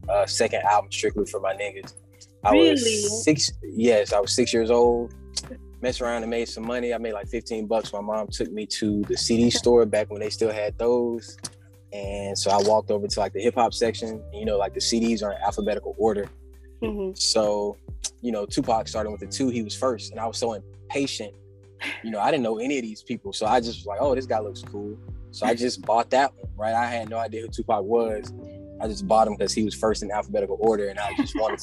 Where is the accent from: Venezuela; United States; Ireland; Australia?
United States; Anniston, Alabama; I opened up my own recording studio in my hometown of Anniston, Alabama